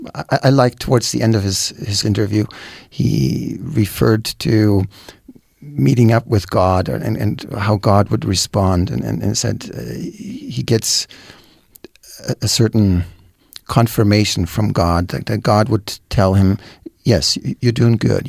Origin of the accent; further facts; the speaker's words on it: Germany; moved away; I'm from Germany